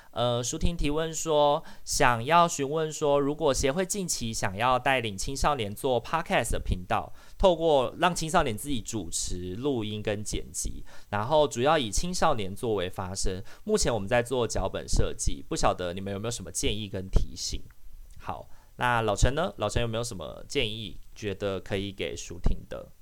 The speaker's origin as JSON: {"language": "Chinese", "country": "Taiwan", "accent": "Taiwanese Hokkien", "first_language": "Taiwanese Hokkien", "second_language": "Chinese", "said": "像我跟阿明的母语，我们的认同就是闽南语，就台语"}